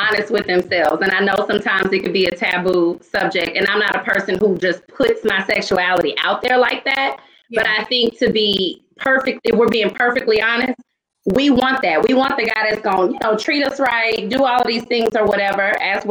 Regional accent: the South, United States; See, I'm from the South, so it might be meat in my side.

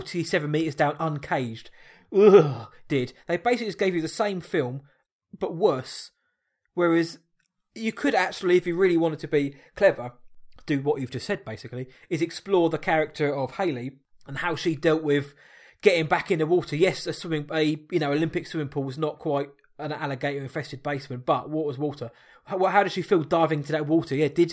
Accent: South East England, United Kingdom; I'm from Surrey, so it's a bit more me.

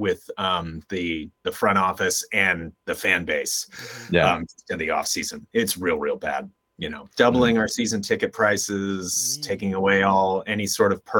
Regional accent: Contra Costa County, Bay Area, California, United States; I grew up in Contra Costa County, so about 30 minutes east of, 30 minutes as the crow flies, east of San Francisco

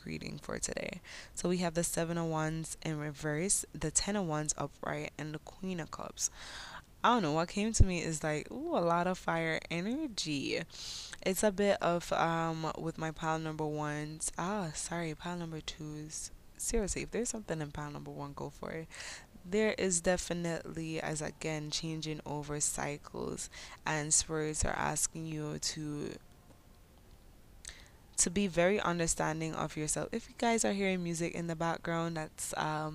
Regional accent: Jamaica; accent: Jamaican patois; first language English; My Jamaican patois

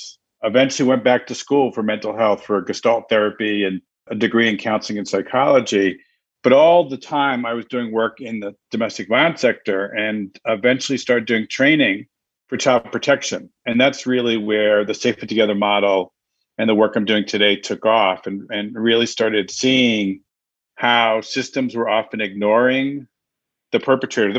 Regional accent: New York City, New York, United States; now in Connecticut, United States; normally I'm home based in Connecticut and I grew up in New York City

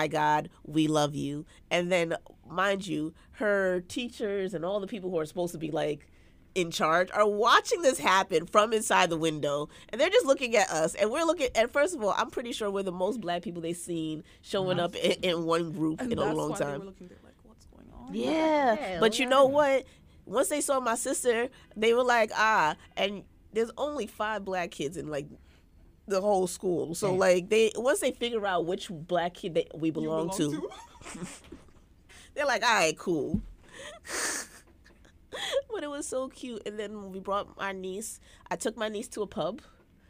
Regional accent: Jamaica; I, as a Jamaican

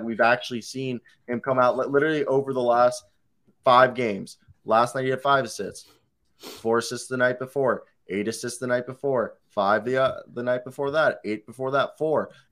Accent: Pescara, Abruzzo, Italy; my hometown in Italy, Pescara. We're from the same place.

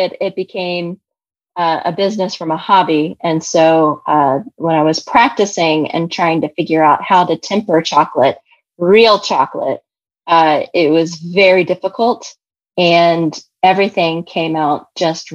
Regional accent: Kentucky, United States; I'm from Kentucky. And so my dad and I, we would make caramels

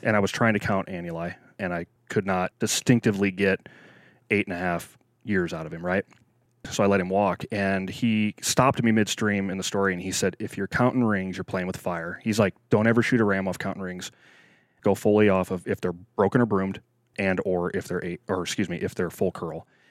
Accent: Nebraska, United States; moved away as an adult; also born or lived in Wyoming; now in Alaska, United States; I was, I was born and raised in the Midwest, uh, Nebraska boy, farm boy, um, till I was about twenty years old

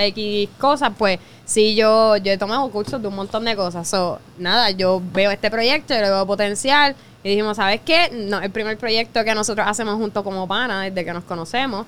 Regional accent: Vega Baja, Puerto Rico; nosotros somos de Vega Baja también

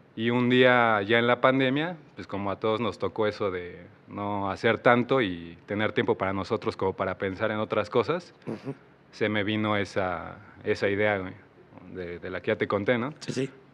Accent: Mexico City, Mexico; moved away as an adult; now in Querétaro, Mexico; Y soy de la Ciudad de México. Llevo tres años aquí en Querétaro.

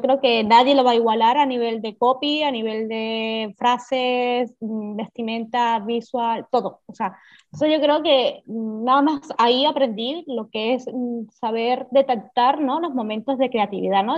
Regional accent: Venezuela; now in Barcelona, Spain; llevo muchísimos años en Barcelona, soy de Venezuela, pero bueno, estoy afincada aquí en Barcelona

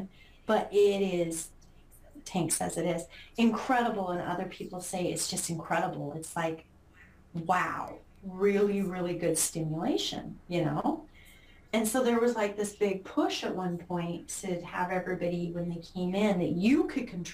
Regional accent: Utah, United States; moved away; mine's in my hometown

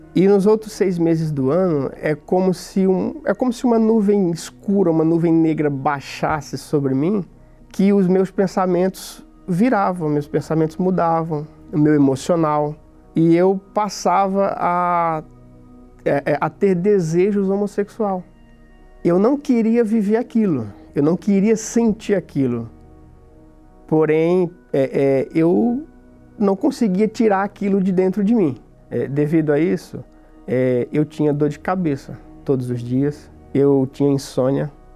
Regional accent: the Northeast, Northeast Brazil, Brazil; moved away as an adult; also born or lived in São Paulo / Greater São Paulo; Quando eu fiz 20 anos, eu vim embora do Nordeste para São Paulo.

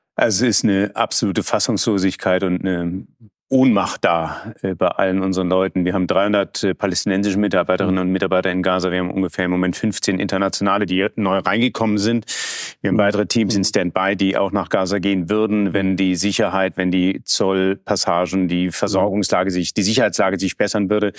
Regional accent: Germany; als Deutscher

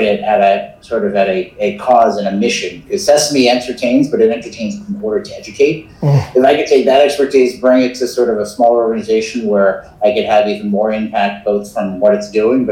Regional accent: New York, United States; I grew up in New York

